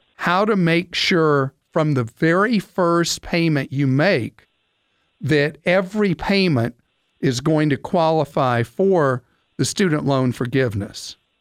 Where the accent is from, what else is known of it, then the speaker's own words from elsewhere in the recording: United States; as an American